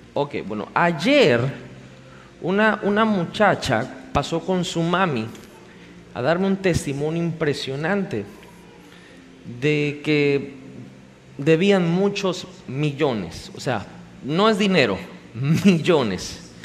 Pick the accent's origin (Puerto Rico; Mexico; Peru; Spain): Mexico